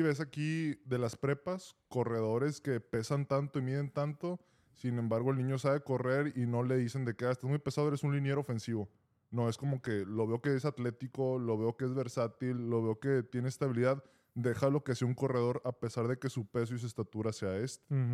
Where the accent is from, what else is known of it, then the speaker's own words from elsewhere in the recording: Monterrey, Nuevo León, Mexico; moved away; ahí en donde yo soy, de Monterrey